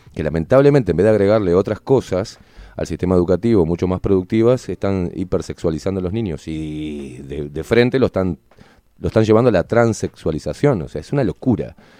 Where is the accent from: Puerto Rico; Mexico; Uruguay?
Uruguay; nosotros como, uruguayos